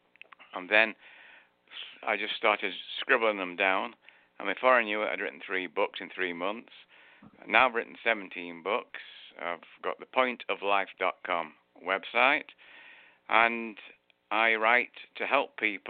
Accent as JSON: {"language": "English", "town": "Manchester", "region": "North West England", "country": "United Kingdom", "tie": "born or raised there", "moved": "as an adult", "lives_now": "United States", "said": "as you can tell from my accent, I'm from England. I was born in Manchester, the northern part of England"}